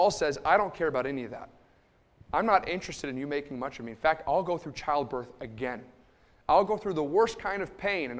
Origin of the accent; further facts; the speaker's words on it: Liverpool, New York, United States; I grew up in Liverpool, New York. It's just about 10 minutes outside of Syracuse